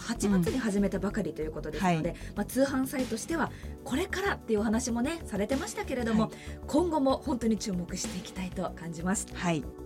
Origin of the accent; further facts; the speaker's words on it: Hokkaido, Japan; 私のように北海道で生まれてそして育って今も住んでいる人